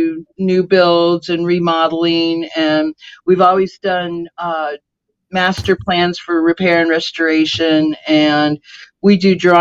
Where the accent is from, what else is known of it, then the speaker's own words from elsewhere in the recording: California, United States; also born or lived in Kentucky; now in South Florida, United States; I am from California, was up in Kentucky, came down here to move my grandmother